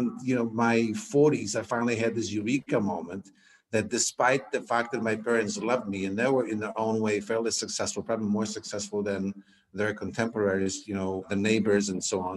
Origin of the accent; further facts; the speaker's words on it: Poland; English is a second language; moved away as an adult; also born or lived in Queens, New York, United States / San Diego, United States; growing up in Poland